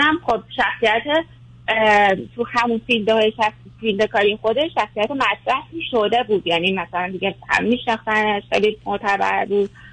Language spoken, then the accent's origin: Persian; Iran; moved away as an adult; now in Canada; ما ایرانیم